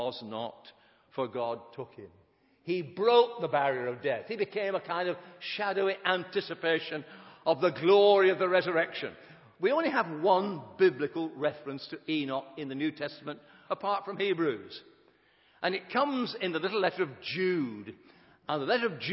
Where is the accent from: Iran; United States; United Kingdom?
United Kingdom; Sheffield, Yorkshire and the Humber